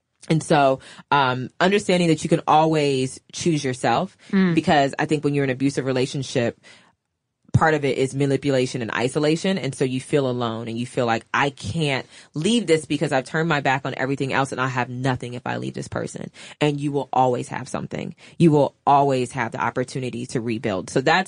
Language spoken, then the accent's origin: English; the South, United States; just sharing the goodies that I'm from the South.